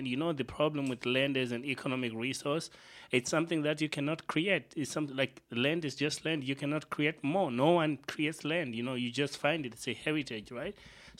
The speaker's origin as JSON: {"language": "English", "country": "Zimbabwe", "said": "Like, we come from Zimbabwe. Zimbabwe is the model of land expropriation."}